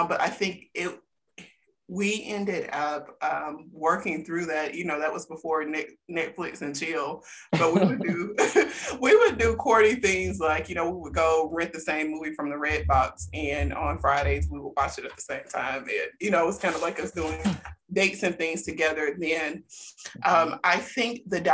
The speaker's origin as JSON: {"language": "English", "region": "South Alabama", "country": "United States", "said": "I'm from South Alabama."}